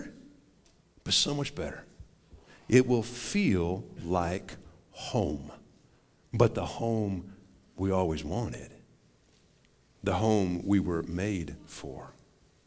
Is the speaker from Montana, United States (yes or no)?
yes; Montana, United States; now in Wichita Falls, United States; I grew up in Montana